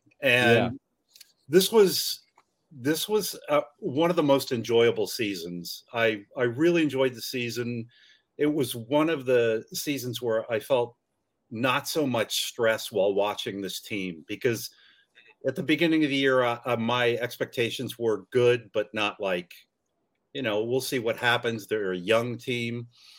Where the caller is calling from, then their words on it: California, United States; San Francisco Bay Area. So it's 12, 15 at night or something.